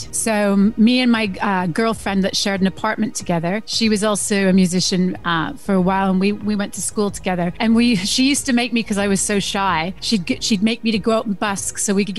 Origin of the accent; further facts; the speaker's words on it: Canada; also born or lived in Germany; Okay, so I'm Canadian, but I was born on a Canadian military base in Germany in 1973.